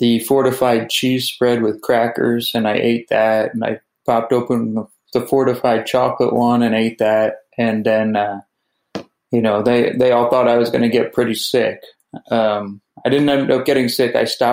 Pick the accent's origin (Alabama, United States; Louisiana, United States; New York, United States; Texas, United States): New York, United States; I grew up in New York